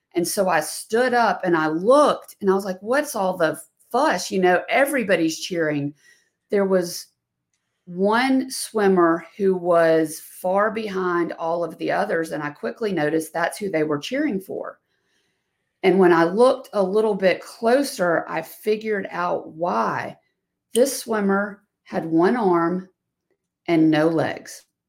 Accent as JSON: {"language": "English", "region": "the South", "country": "United States", "said": "I'm a female from the South"}